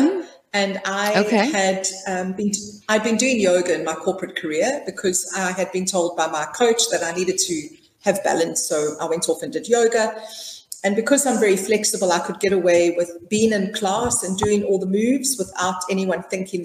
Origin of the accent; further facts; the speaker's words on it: South Africa; I'm South African, born and bred, and I was raised in a traditional middle-class family.